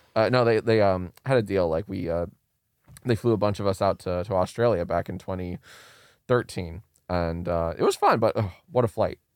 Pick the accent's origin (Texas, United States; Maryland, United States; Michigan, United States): Maryland, United States; moved away as an adult; now in Los Angeles, United States